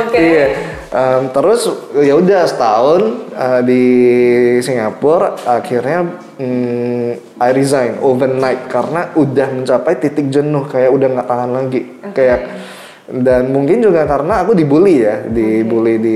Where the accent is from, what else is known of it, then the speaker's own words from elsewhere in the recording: Indonesia; aku dari orang Indo, aku, eh, eh orang Indo gitu.